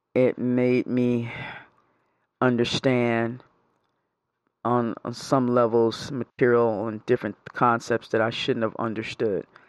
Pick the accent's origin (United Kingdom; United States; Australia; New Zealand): United States; New York; moved away; I'm originally from New York.